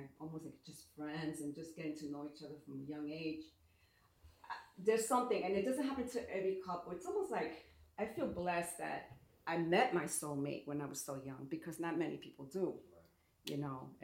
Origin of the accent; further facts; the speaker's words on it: New York City, New York, United States; moved away; also born or lived in Brooklyn, New York; I was born in Brooklyn, and I was raised most of my life in the Bronx